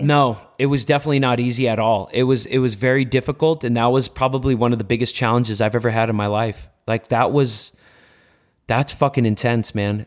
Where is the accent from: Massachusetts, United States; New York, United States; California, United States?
California, United States; Los Angeles; born and raised in MacArthur Park in downtown Los Angeles on six and Bonnie Bray